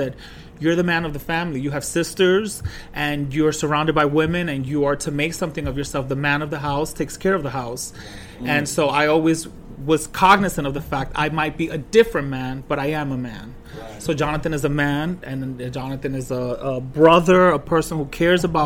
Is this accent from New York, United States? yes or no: yes; New York City, New York, United States; Born and raised in Washington Heights. 178th, actually.